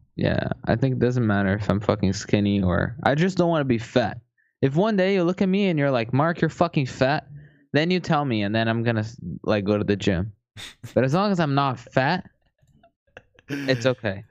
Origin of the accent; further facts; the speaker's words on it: Brazil; I'm from Brazil